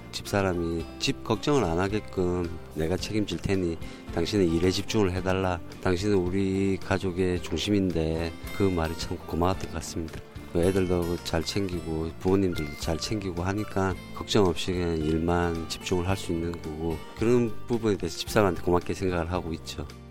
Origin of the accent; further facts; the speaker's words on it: Harbin, Heilongjiang, China; Korean is a second language; moved away as an adult; now in Ilsan, South Korea; 원래 고향은 중국 할빈이에요